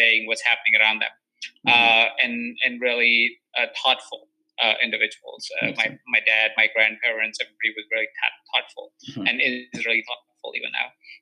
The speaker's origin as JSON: {"language": "English", "town": "Jaipur", "region": "Rajasthan", "country": "India", "tie": "born or raised there", "moved": "yes", "lives_now": "Los Angeles, United States", "said": "So I was born in Jaipur. It's a small town in India that is in the state of Rajasthan."}